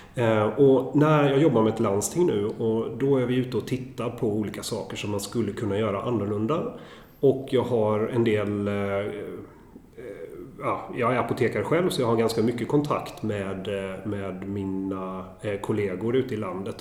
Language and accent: Swedish; Sweden; blir man ju stolt som svensk